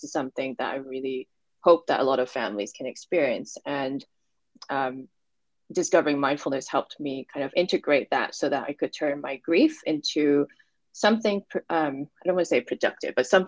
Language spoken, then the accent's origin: English; Hong Kong; also born or lived in New Jersey, United States; so I was born and raised in Hong Kong and left. So I was here until I was 15 and I went to the States for high school and then came back after high school when I was 19